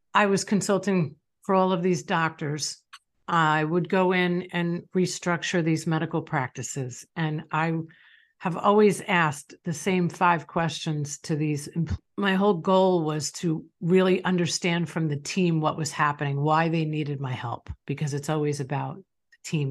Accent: Long Island, New York, United States; I grew up in Long Island, New York.

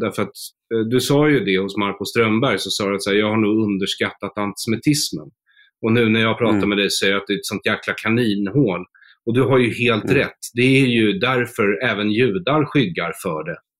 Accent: Sweden; jag är ju svensk

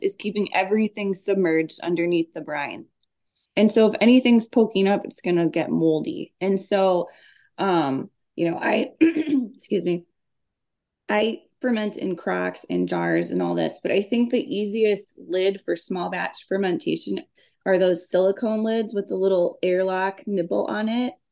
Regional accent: Minneapolis, Minnesota, United States; I grew up in South Minneapolis

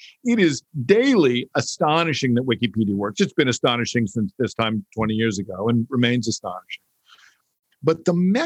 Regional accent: United States; born or raised there

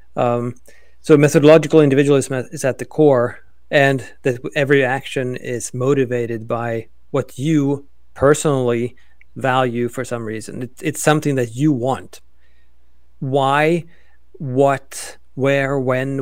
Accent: Sweden; also born or lived in Oklahoma; now in United States; I am originally from Sweden, now an American

